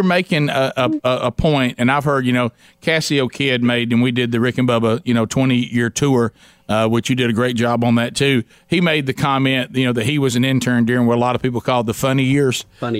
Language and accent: English; the South, United States; We're all from the South. Summers can be brutal.